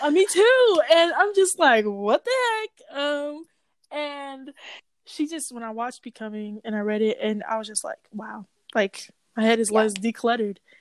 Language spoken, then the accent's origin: English; Nigeria; I am Nigerian